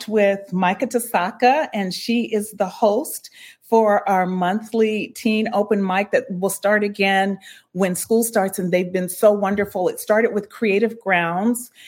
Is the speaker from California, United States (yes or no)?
yes; San Bernardino, California, United States; growing up in San Bernardino, I was a latchkey kid.